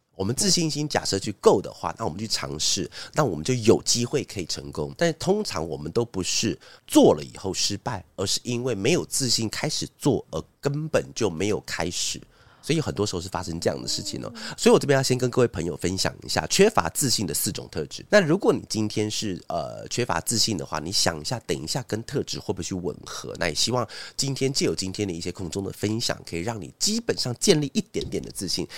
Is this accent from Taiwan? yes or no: yes; Taiwan; moved away; also born or lived in Taipei; 我在， 我在新竹主动地方成长